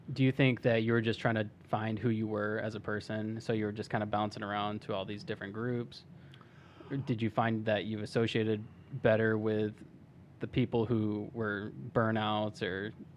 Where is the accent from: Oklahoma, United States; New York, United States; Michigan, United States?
Michigan, United States; Charlotte; I also kinda grew up in Charlotte